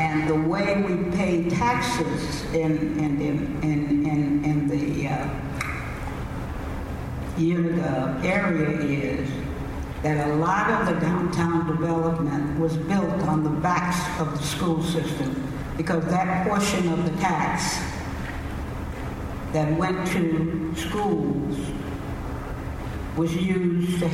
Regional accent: Texas, United States; now in Indiana, United States; the system that I grew up with in Texas

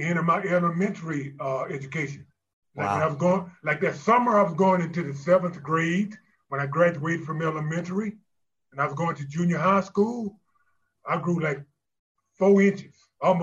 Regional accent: Shreveport, Louisiana, United States; I went to college locally here in my hometown of Shreveport, Louisiana, Centenary College.

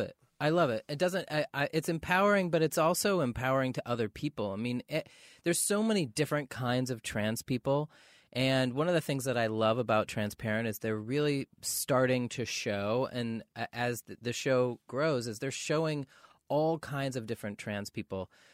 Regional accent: Maine, United States; now in Los Angeles, United States; growing up in Maine

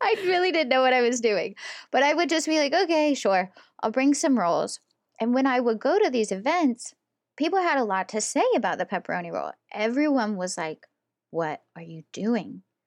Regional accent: West Virginia, United States; now in Pittsburgh, United States

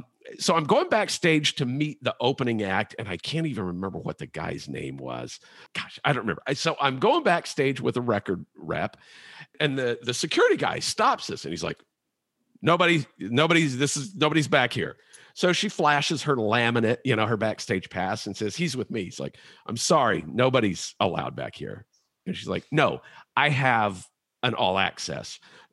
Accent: Shawnee, Oklahoma, United States; moved away; I grew up in Oklahoma and I worked at the hometown radio station in Shawnee, Oklahoma, the only station in town.

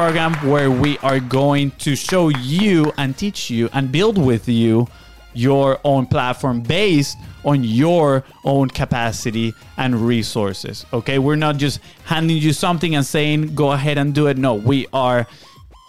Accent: Venezuela; English is a second language; moved away; we are from Venezuela

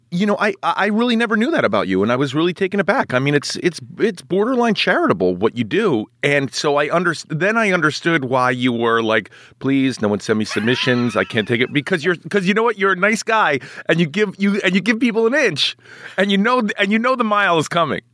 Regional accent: New York City, New York, United States; I grew up in Manhattan.

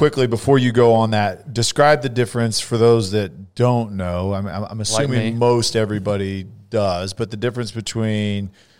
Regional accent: Vacaville, California, United States; Dennis Alexio from my hometown.

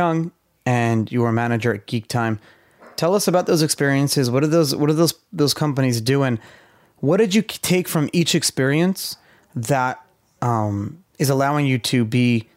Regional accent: Israel; I grew up in Israel as a child

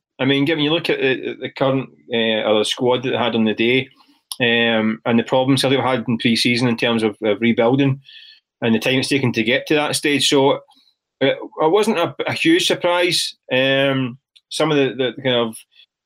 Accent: Glasgow, Scotland, United Kingdom; I grew up in the East End of Glasgow

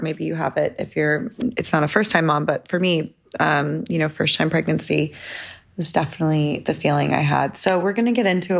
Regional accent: London, United Kingdom; moved away; also born or lived in New York; I was born in London

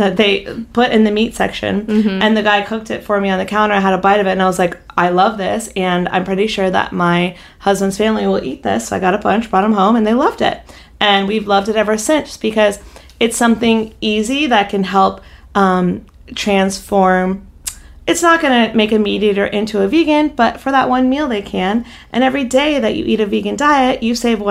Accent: North Carolina, United States; now in Los Angeles, United States; growing up in North Carolina

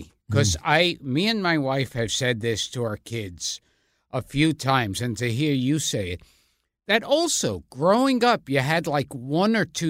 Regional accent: New York City, New York, United States; I was born and raised in Brooklyn.

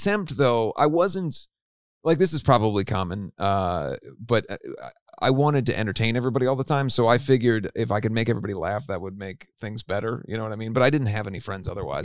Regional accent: Cincinnati, Ohio, United States; I grew up in Cincinnati, Ohio.

